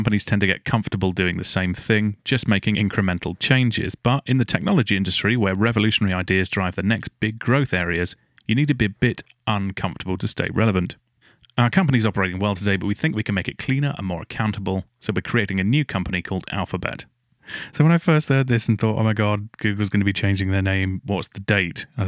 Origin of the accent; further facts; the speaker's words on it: Essex, East of England, United Kingdom; moved away; I'm from Essex originally, so that's kind of my neck of the woods